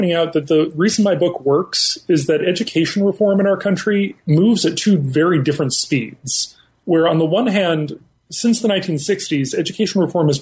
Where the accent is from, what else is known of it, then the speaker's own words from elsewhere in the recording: northern New Jersey, United States; I grew up in northern New Jersey